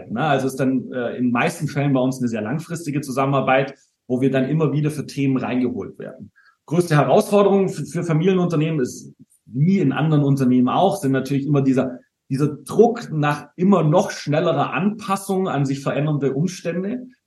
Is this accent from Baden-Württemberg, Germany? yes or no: yes; Baden-Württemberg, Germany; Äh, ich bin geborener Schwabe.